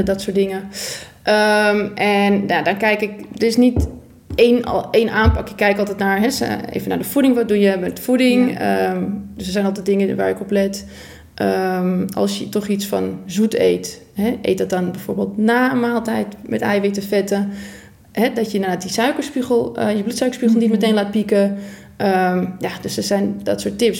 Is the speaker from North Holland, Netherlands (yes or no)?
yes; Purmerend, North Holland, Netherlands; ik kom uit Purmerend